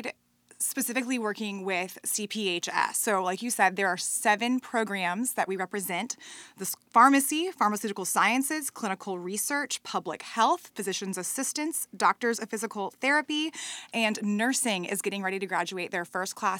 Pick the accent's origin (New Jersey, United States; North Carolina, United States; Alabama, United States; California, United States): North Carolina, United States; Raleigh; I grew up in Raleigh